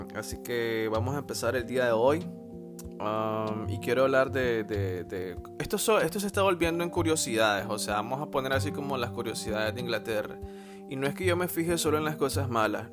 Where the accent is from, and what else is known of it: Nicaragua; now in England, United Kingdom